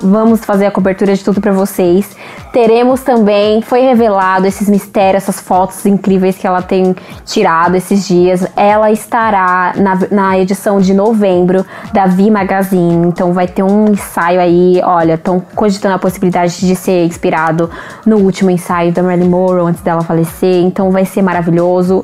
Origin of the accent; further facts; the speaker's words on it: Brazil; a gente é brasileiro